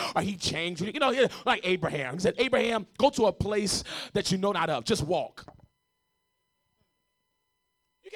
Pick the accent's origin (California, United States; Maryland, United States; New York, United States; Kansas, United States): California, United States; Los Angeles; moved away as an adult; also born or lived in Tulsa, Oklahoma; I was raised in South L.A., Arlington and Jefferson in South L.A. I am from the hood